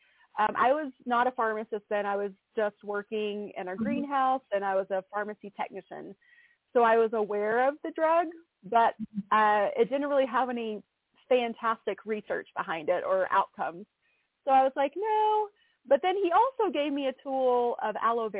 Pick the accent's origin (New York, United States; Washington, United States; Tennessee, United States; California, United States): Tennessee, United States; East; I'm from East Tennessee, so I grew up around a lot of farms and farmers.